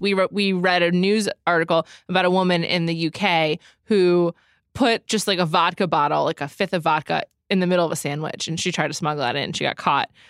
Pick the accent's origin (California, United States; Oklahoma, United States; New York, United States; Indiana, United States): New York, United States; New York City; I grew up in New York City